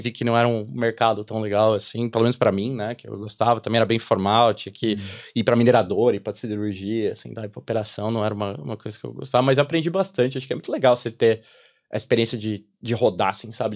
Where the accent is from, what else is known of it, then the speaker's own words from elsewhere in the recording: São Paulo, Brazil; moved away as an adult; now in Ireland; eu nasci em São Paulo, né? Eu tô aqui na Irlanda há três anos e meio já